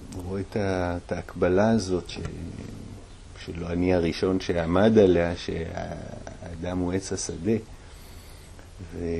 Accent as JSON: {"language": "Hebrew", "town": "Jerusalem", "region": "Jerusalem District", "country": "Israel", "tie": "born or raised there", "moved": "yes", "lives_now": "Golan Heights", "said": "גדלתי בירושלים"}